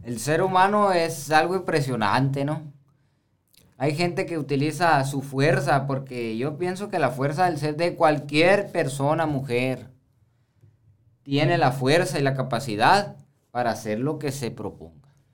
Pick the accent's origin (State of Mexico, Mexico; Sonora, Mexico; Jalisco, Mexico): Sonora, Mexico; como hombre sonorense